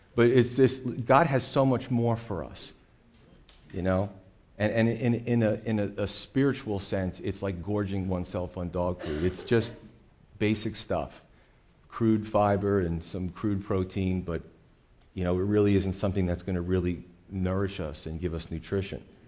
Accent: United States; as American Christians

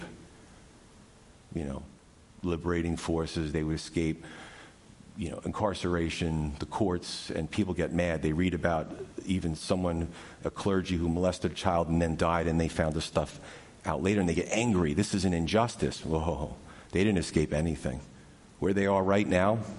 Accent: New York, United States; growing up in New York

